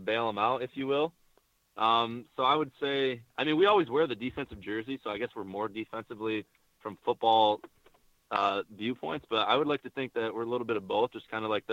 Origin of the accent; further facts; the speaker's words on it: Michigan, United States; I'm from Michigan